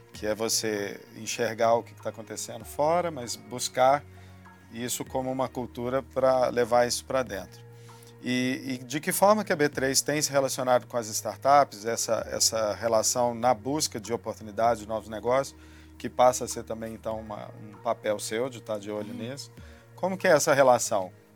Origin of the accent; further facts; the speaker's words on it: Minas Gerais, Brazil; a gente é mineiro